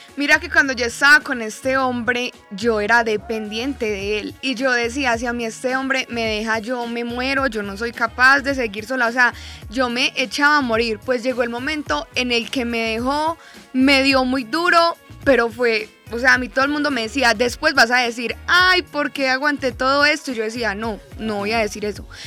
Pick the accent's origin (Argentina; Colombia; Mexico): Colombia; Medellín, Antioquia; yo soy de Medellín